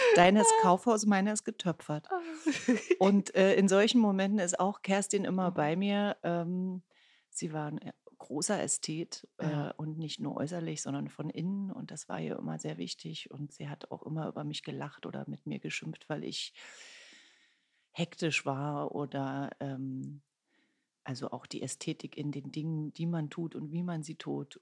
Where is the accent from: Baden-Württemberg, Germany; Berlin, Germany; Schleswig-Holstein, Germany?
Berlin, Germany; Ich bin gebürtige Ostberlinerin